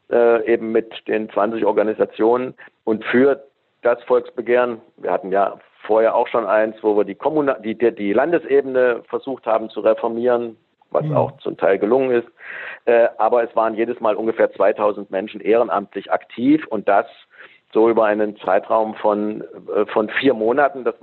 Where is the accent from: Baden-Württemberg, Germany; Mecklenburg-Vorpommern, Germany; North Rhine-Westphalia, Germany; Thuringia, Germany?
Thuringia, Germany; Stimmt, ich bin Thüringer.